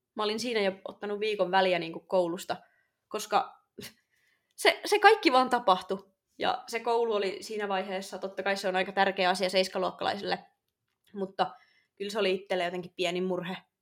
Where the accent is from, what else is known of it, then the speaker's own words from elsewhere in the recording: Oulu, North Ostrobothnia, Finland; mä olen syntynyt toukokuussa vuonna 2000 Oulussa